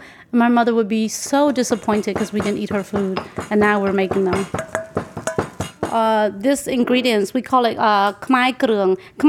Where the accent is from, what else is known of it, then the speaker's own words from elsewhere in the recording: Nashville, Tennessee, United States; also born or lived in refugee camp in Thailand; I grew up in Nashville since I was 3 years old. I consider myself a Nashvillian, even though I wasn't born here.